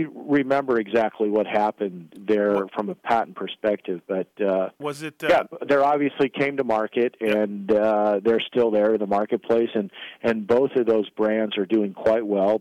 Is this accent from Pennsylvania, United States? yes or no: no; Valencia, California, United States; I grew up in Valencia